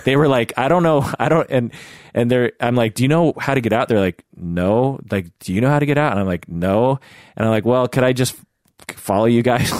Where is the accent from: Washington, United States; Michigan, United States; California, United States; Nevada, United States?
Washington, United States; Seattle; I'm born and raised in Seattle, the Seattle area